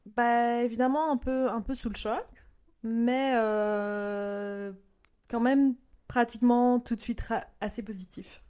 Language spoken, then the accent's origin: French; Belgium; moved away as an adult; now in Japan; Je viens de Belgique et j'ai vécu aussi un an au Japon avec mon mari japonais.